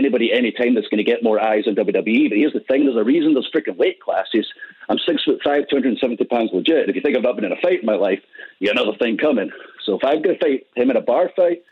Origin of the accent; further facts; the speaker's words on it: Scotland, United Kingdom; I'm Scottish